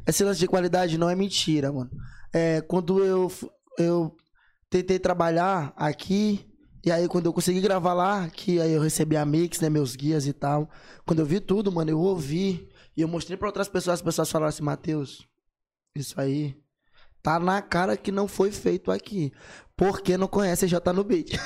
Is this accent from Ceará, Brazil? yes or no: no; São Luís, Maranhão, Brazil; Eu sou de São Luís do Maranhão